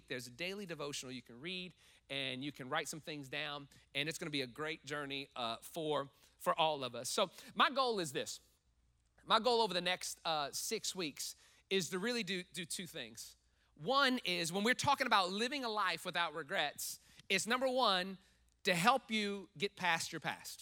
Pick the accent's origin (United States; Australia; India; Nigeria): United States; New Orleans, Louisiana; moved away; I'm from New Orleans, from Louisiana area, and that's parishes. We call counties here